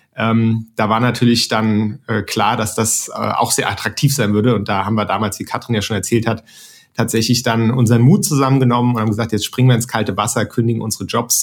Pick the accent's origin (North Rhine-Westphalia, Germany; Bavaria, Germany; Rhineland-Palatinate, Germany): Rhineland-Palatinate, Germany; Mainz; moved away as an adult; now in Frankfurt, Germany; ich komme aus Mainz ursprünglich